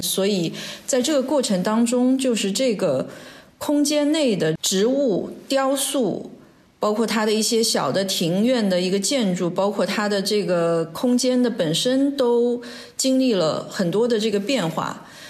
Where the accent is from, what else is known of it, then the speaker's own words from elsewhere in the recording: Shanghai, China; moved away as an adult; also born or lived in Hangzhou / Beijing; 我是上海人，我出生在上海